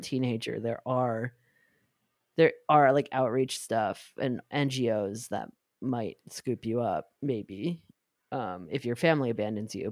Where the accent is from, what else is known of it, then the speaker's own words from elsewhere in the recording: New York, United States; growing up in New York